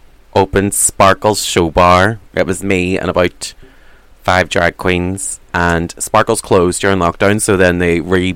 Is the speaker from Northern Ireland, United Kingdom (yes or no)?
yes; Derry, Northern Ireland, United Kingdom; I'm a young Catholic boy from Derry.